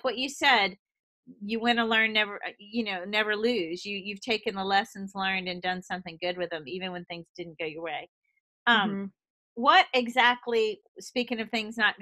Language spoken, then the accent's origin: English; the South, United States; moved away; also born or lived in Boston; I came from the South where no one's open, honest, and direct. I mean, we are as sweet as can be.